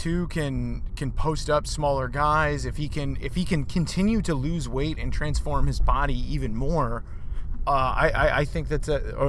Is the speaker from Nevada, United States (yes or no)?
yes; Las Vegas, Nevada, United States; Yeah, like I'm from Vegas, and like I got out.